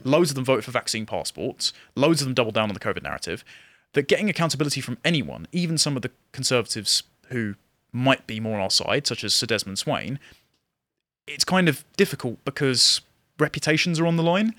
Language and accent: English; England, United Kingdom; I'm an Englishman